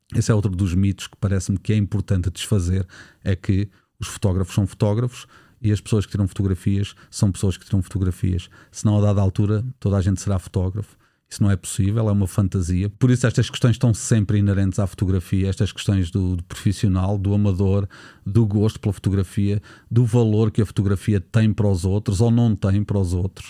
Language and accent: Portuguese; Nazaré, Centro, Portugal; na Nazaré, a minha terra natal